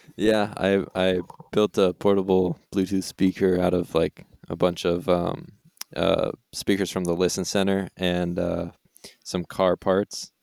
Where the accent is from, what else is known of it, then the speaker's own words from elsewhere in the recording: Vermont, United States; I am also from Vermont, Vermont native